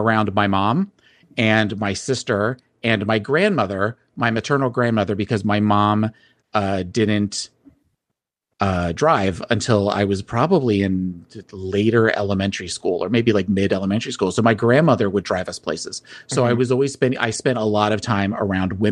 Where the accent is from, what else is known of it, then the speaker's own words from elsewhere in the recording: New Jersey, United States; I grew up in South Jersey, and I grew up in a neighborhood in a township that was very conservative